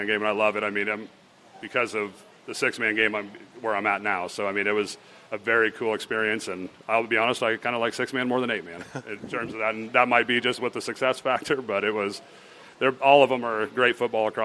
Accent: Geneva, Nebraska, United States; I'm from Geneva originally

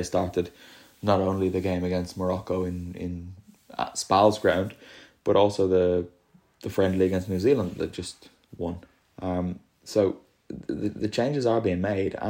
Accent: Ireland; moved away as an adult; now in Italy; it's my home country and the country that I now live in.

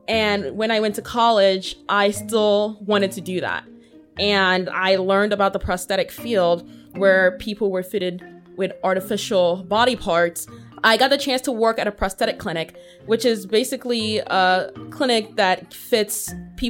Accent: United States; also born or lived in Nigeria; I spent most of my childhood here in the United States.

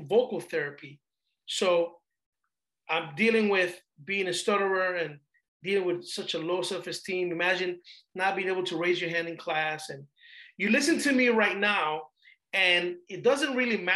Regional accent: Panama; also born or lived in Panama City, Panama; now in United States; I'm originally from Panama, Central America, migrated to the United States in 92.

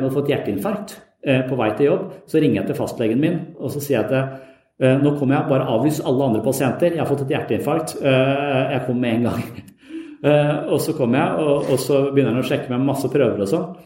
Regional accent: Tønsberg, Vestfold, Norway; moved away; der jeg vokste opp, i Tønsberg

